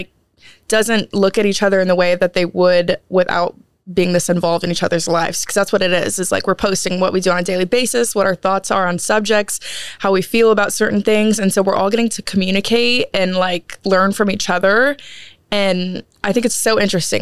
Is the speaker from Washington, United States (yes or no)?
no; Waco, Texas, United States; I'm from Waco